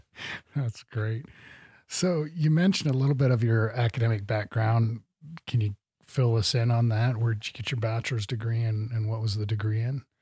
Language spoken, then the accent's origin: English; Midwest, United States; now in Montana, United States; I grew up in the Midwest